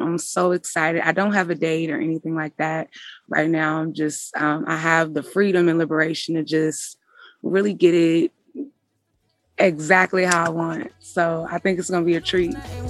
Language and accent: English; Richmond, California, United States; I'm from Richmond, California. I'm what a Richmond girl is.